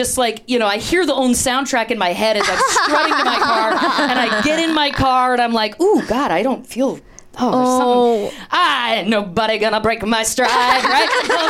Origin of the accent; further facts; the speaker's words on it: Canada; moved away as an adult; also born or lived in Toronto, Canada / Chicago, United States; I'm from Canada. I came through Second City, Toronto, Chicago. I was living back in Toronto. I came out to LA for pilot season.